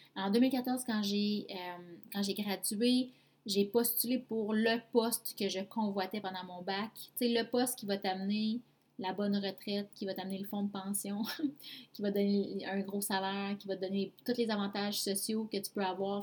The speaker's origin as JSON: {"language": "French", "area": "Abitibi-Témiscamingue", "region": "Quebec", "country": "Canada", "tie": "born or raised there", "also_born_or_lived": "Mont-Tremblant", "said": "Je suis revenue dans ma région natale, en fait, parce que à ce moment-là, j'habitais à Mont-Tremblant. Et je suis revenue en Abitibi-Témiscamingue"}